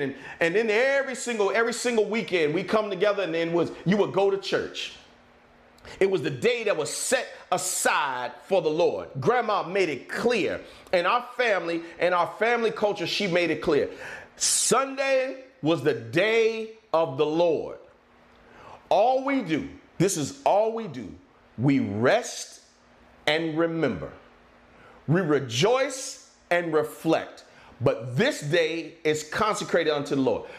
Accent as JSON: {"language": "English", "area": "near Richmond", "region": "South Central Virginia", "country": "United States", "tie": "born or raised there", "also_born_or_lived": "Maryland", "said": "I grew up in South Central Virginia, right outside of Richmond"}